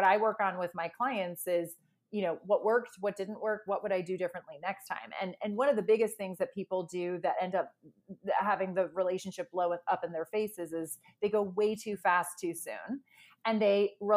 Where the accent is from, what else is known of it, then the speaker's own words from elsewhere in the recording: Ireland; moved away; I'm from Ireland originally